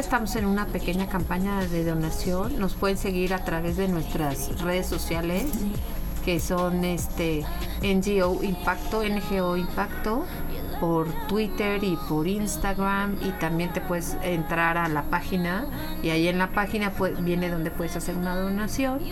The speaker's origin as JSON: {"language": "Spanish", "country": "Mexico", "said": "nosotros como mexicanos"}